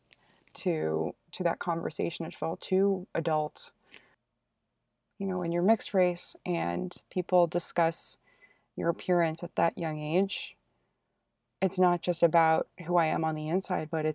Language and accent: English; United States; I am Korean American